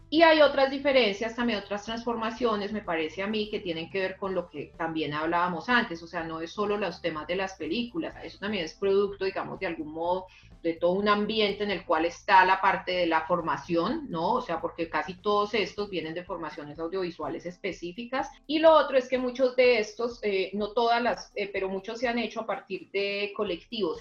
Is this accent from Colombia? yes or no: yes; Colombia; como colombianos